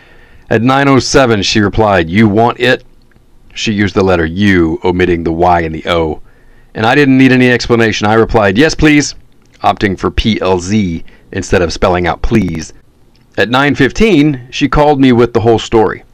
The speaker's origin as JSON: {"language": "English", "area": "near North Dallas", "region": "Texas", "country": "United States", "tie": "born or raised there", "moved": "yes", "said": "near my hometown, where my mom still lives"}